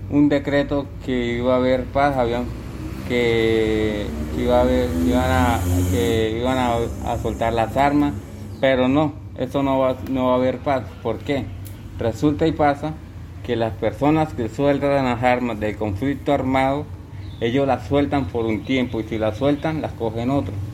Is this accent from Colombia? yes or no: yes; Arauquita, Arauca, Colombia; Buenos días, vengo de los Llanos Orientales, municipio de Arauquita, departamento de Arauca.